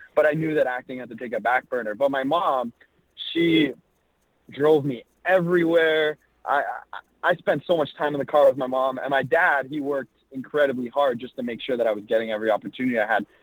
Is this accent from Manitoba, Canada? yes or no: no; Toronto, Ontario, Canada; also born or lived in Los Angeles; So I was born in Toronto, Canada, and that's where I try and stay based out of. I yeah. spend quite a bit of time in LA as well, but um, growing up, I was here in Toronto